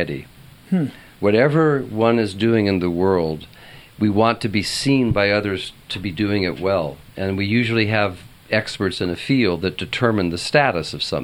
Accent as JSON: {"language": "English", "region": "Southern California", "country": "United States", "also_born_or_lived": "Santa Barbara", "said": "I'm Southern Californian."}